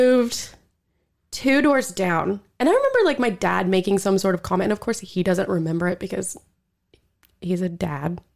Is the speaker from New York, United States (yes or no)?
no; Skiatook, Oklahoma, United States; I'm actually from Skytook